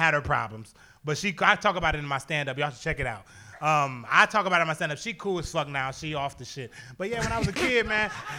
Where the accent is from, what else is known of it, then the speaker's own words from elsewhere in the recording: Toledo, Ohio, United States; moved away; I used to work in a window factory up in Toledo when I lived there. I'm born and raised in Toledo.